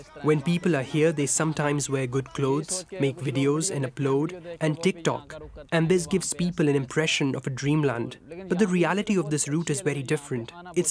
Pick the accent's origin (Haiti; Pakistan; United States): Pakistan; Azad Kashmir; moved away as an adult; I'm from Kashmir. My house is very close to the border with India. There are always tensions and clashes near the border. That was the reason for me to leave Pakistan.